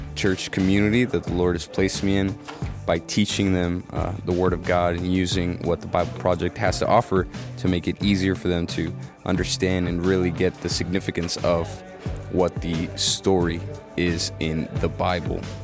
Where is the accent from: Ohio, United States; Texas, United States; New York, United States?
Texas, United States; Rio Grande Valley; I am from the Rio Grande Valley, Texas